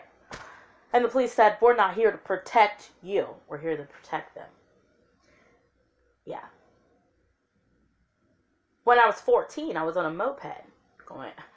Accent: Lafayette, Indiana, United States; also born or lived in Memphis, Tennessee; At 3 years old, I left there and moved to Lafayette, Indiana.

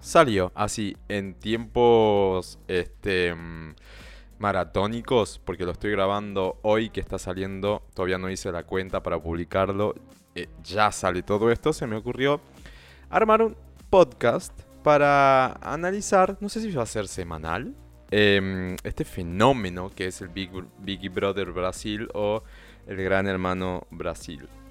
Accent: northern Argentina, Argentina; accent: Argentine, northern; español con acento argentino eh, y, no, y, argentino más tirando al norte, porque yo soy del norte de Argentina

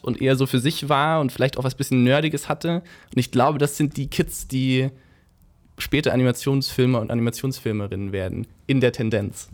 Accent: Kirchheim unter Teck, Baden-Württemberg, Germany; accent: Swabian; moved away as an adult; also born or lived in Ludwigsburg; now in Berlin, Germany; ich komme aus Kirchheim, habe in Ludwigsburg lange studiert

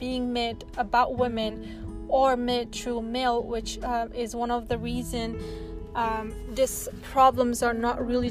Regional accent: Afghanistan; moved away; I'm originally from Afghanistan. I grew up there

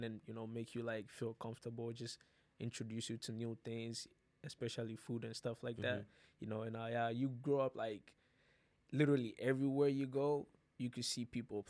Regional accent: Ghana; now in United States; originally I'm from West Africa, Ghana

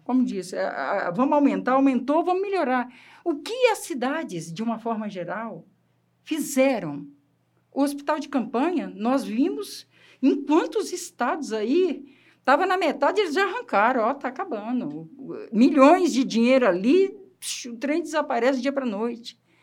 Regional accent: Espírito Santo, Brazil; eu sou capixaba, aquela terra molecada, tudo na rua

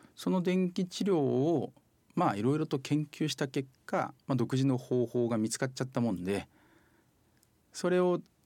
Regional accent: Oita, Japan; 大分のその私の実家の方がですねもう限界集落なんですよ

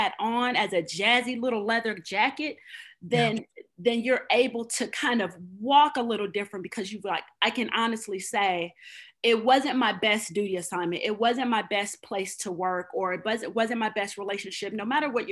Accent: Oklahoma, United States; moved away as an adult; also born or lived in Hawaii; We are both from Oklahoma

